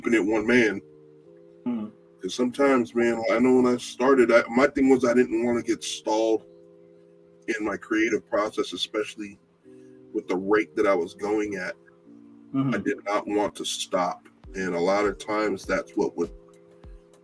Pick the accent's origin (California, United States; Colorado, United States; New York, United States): California, United States; now in Texas, United States; I'm originally from California